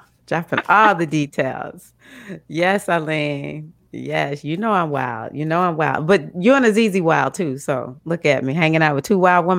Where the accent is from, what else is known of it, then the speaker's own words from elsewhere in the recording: Mississippi, United States; I'm the one from Mississippi.